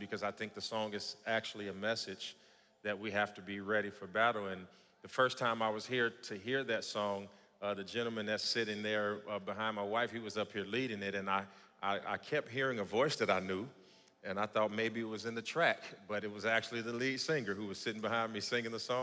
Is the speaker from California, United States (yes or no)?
no; Gary, Indiana, United States; moved away; I grew up in Gary, Indiana